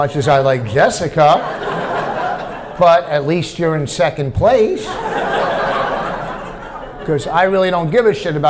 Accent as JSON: {"language": "English", "region": "New Jersey", "country": "United States", "said": "You know, I'm a Jew from New Jersey, you know."}